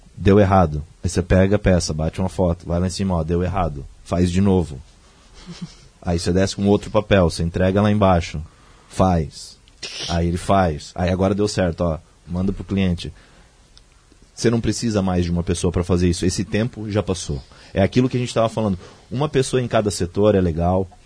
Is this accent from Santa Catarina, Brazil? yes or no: yes; Joinville, Presidente Nereu, Santa Catarina, Brazil; depois que eu nasci em Joinville, depois quando criança, início da adolescência, a gente foi morar numa cidade muito pequena, uma das menores do estado, Presidente Nereu